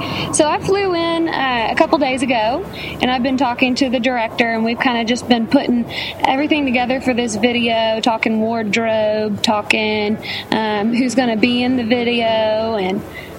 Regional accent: Millbrook, Alabama, United States; I'm from the Montgomery area. I went to high school in Montgomery, and our house was in a smaller town called Millbrook, which is right down the road from Montgomery.

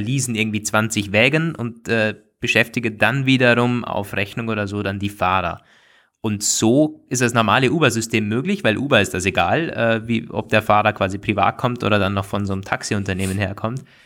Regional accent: Austria; bei uns in Österreich

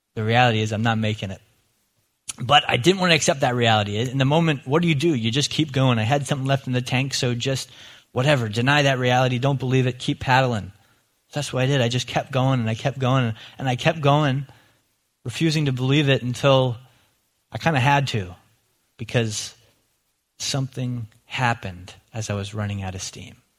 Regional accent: Lancaster County, Pennsylvania, United States; moved away; as a kid growing up in Lancaster County

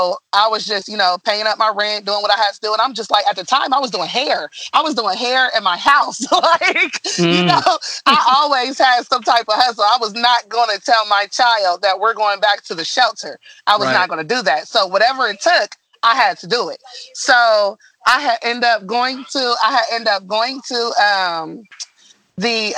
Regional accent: Columbus, Ohio, United States; moved away as an adult; also born or lived in Dayton, Ohio; right after I was born, my mom had moved us to Columbus. So we had stayed there for years. I was basically raised in Columbus.

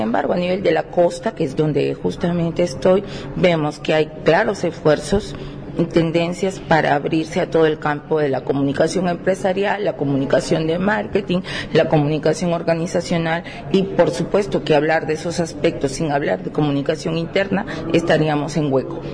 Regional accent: Venezuela; now in Barranquilla, Colombia; soy venezolana, pero vivo en Barranquilla

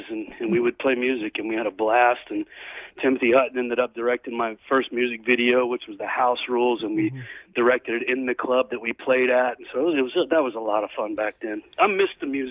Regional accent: Oklahoma, United States; also born or lived in Dallas, Texas; now in California, United States; I grew up in Texas, grew up in Oklahoma, was born in Dallas.

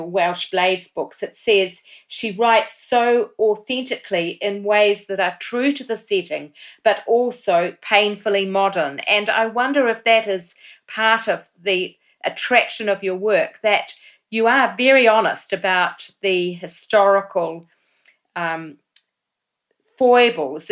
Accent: New Zealand; as a New Zealander

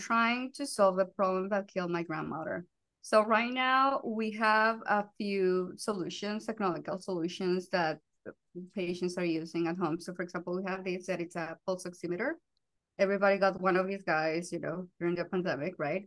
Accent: Colombia; English is a second language; moved away; I'm from Colombia, as you can notice by the accent

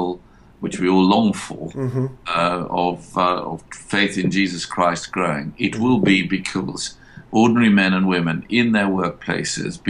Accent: South Africa; accent: Downton Abbey; moved away as an adult; also born or lived in Cambridge, England; I grew up in South Africa, grew up in the horrible years when the apartheid system was really still going there

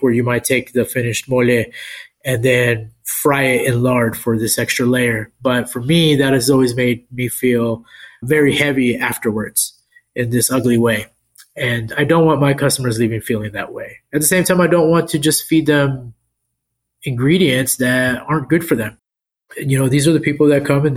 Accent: El Paso, Texas, United States; now in San Antonio, United States; I grew up in El Paso

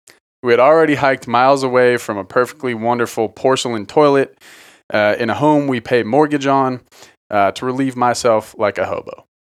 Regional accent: Philadelphia, Pennsylvania, United States; I grew up in Philly and never dropped trow, anywhere but in the privacy of a bathroom.

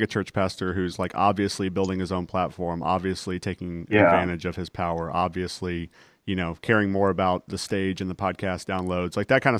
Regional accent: Texas, United States; accent: Texas; When I was in junior high, I intentionally got rid of my Texas accent as much as possible because I thought it made me sound dumb. But sure. I can't take the Texas out of the boy, you know.

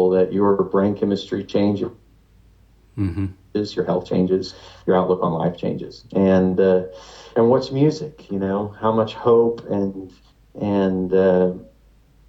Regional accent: Lake Jackson, Texas, United States; I was raised in Lake Jackson, Texas, a very conservative kind of coastal Texas town

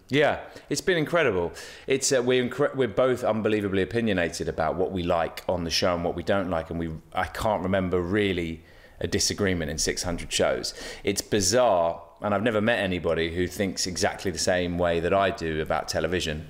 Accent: London, United Kingdom; moved away as an adult; now in Los Angeles, United States; I'm a Londoner

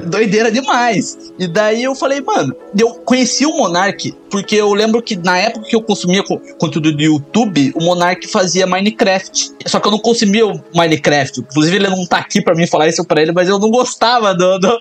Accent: Curitiba, Paraná, Brazil; moved away as an adult; now in Canada; Nós somos curitibanos

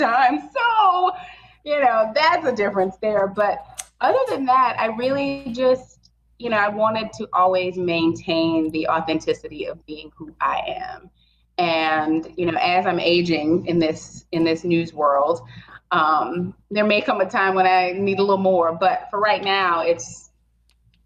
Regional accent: Opelousas, Louisiana, United States; also born or lived in Baton Rouge; I'm from Opelousas

